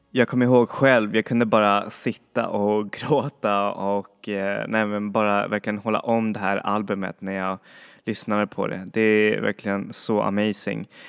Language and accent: Swedish; Chile; moved away; i Chile, där jag kommer ifrån